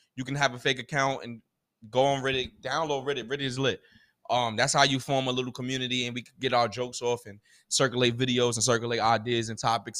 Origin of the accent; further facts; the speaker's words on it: United States; as a American that, a black American, a African American